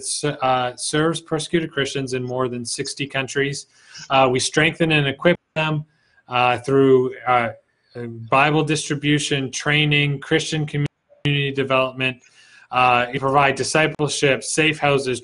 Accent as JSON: {"language": "English", "country": "Canada", "said": "I'm from Canada."}